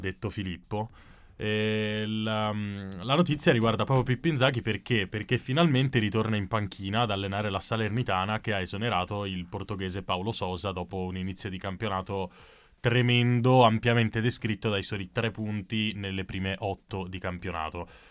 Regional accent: Veneto, Italy; da Veneto

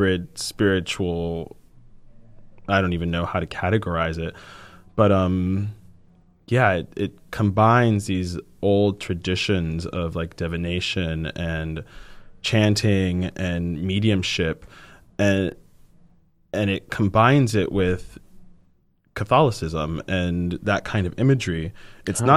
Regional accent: Miami, Florida, United States; also born or lived in Puerto Rico; I grew up in Puerto Rico

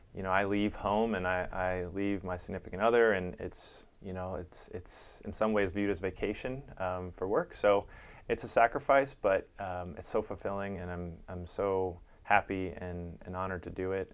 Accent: Chicago, Illinois, United States; now in San Diego, United States; I grew up in Chicago

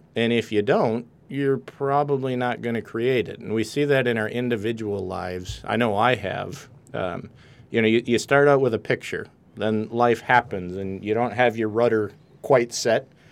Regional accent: Wisconsin, United States; accent: a little bit of a Canadian accent; moved away as an adult; now in California, United States; I grew up in Wisconsin

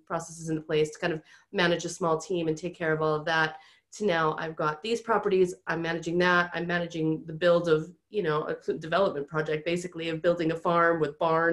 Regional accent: United States; accent: American; moved away as an adult; now in United Kingdom; I am American, so if you guys can't tell from my accent, I have been over here in the UK for like 12 or 13 years now

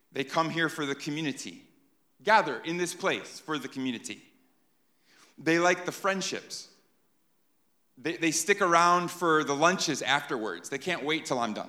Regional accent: New York, United States; moved away; I'm from New York

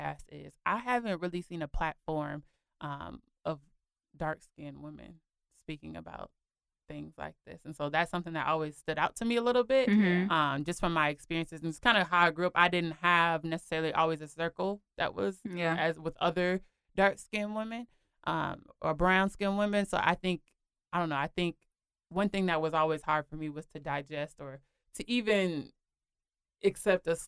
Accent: Minneapolis, Minnesota, United States; I'm from Minneapolis, Minnesota. So in Minneapolis, growing up there

